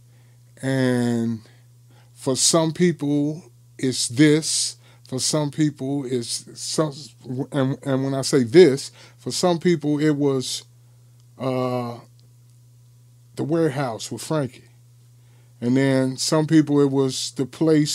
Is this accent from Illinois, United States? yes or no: yes; Chicago, Illinois, United States; I'm from Englewood